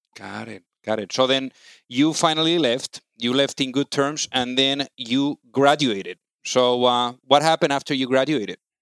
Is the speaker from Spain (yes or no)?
yes; Spain; now in United States; I'm also from Spain